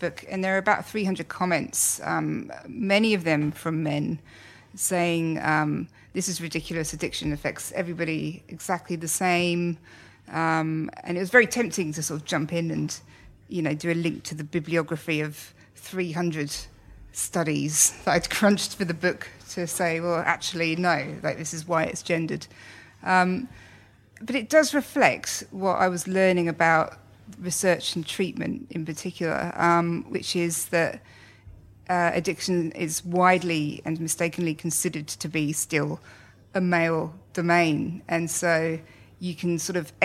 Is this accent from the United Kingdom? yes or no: yes; Slough, South East England, United Kingdom; now in Australia; I grew up in Slough and now I live in Australia